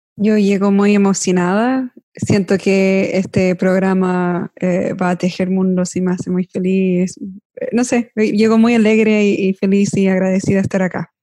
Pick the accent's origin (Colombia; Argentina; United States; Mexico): United States; yo crecí en Estados Unidos, mi papá era de Chile